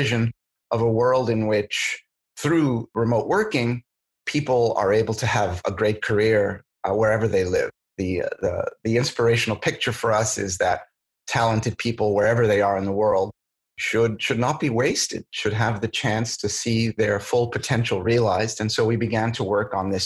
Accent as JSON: {"language": "English", "region": "New York", "country": "United States", "moved": "as an adult", "lives_now": "San Francisco, United States", "said": "I'm originally from New York"}